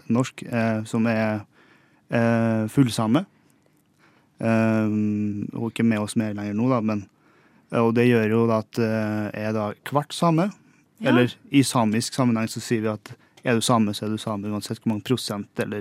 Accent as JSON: {"language": "Norwegian", "town": "Singsås", "region": "Trøndelag", "country": "Norway", "tie": "born or raised there", "said": "Nei, jeg kommer fra en liten bygd som heter for eh, Singsås i Trøndelag. Eh, og så er jeg 28 år på mars blir. 7. mars. Uh, oppvokst eh, der. Jeg har skilte foreldre, så jeg har bodd litt i Trondheim og litt uh, oppe i Singsås"}